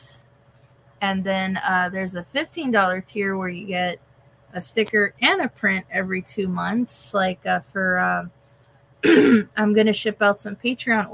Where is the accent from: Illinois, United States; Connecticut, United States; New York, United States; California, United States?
California, United States; I was from California